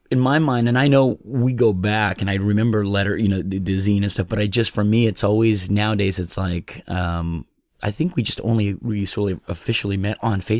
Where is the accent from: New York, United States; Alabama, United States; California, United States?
California, United States; Sacramento; born there; I was born in Sacramento, California uh, 54 years ago.